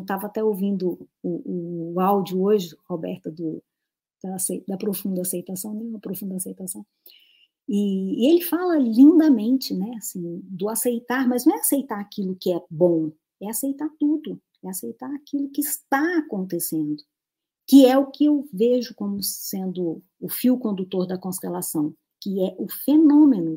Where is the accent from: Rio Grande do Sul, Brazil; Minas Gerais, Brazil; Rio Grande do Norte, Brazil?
Rio Grande do Norte, Brazil; Natal; moved away; lá da minha cidade, Natal, que eu nem morava lá